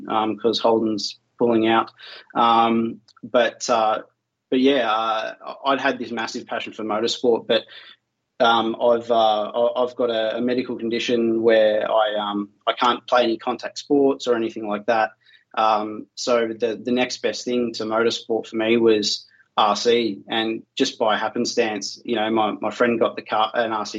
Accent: Melbourne, Victoria, Australia; I'm from Australia in a city called Melbourne

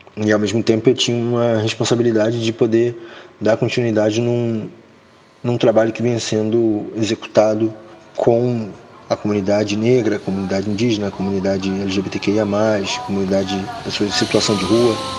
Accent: Rio de Janeiro, Brazil; sou cria do Morro da Providência.

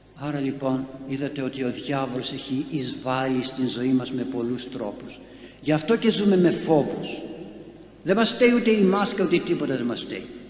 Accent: Greece; είμαι Έλληνας

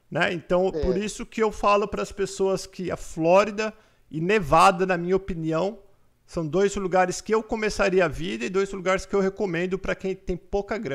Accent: Porto Ferreira, São Paulo, Brazil; Eu sou de Porto Ferreira, São Paulo.

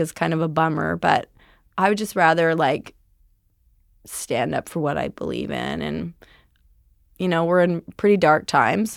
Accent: Powell River, British Columbia, Canada; moved away as an adult; also born or lived in Vancouver; now in Los Angeles, United States; I am from a very small town in British Columbia called Powell River.

